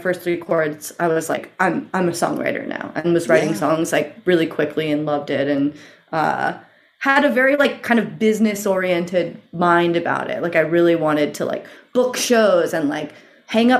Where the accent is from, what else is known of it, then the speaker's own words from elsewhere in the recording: Eugene, Oregon, United States; I grew up in Eugene, Oregon, which is in the Pacific Northwest